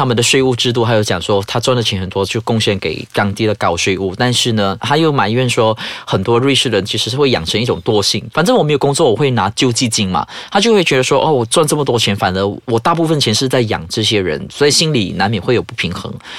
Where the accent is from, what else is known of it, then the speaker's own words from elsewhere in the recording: Malaysia; 不像马来西亚，我们有三大种族，但是我们就是遵照一个语区啊，两语，英语是一个 support